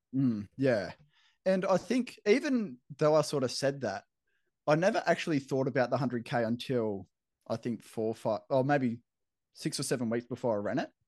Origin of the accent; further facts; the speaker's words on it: Camden, New South Wales, Australia; moved away as an adult; now in Brisbane, Australia; growing up in Camden where I grew up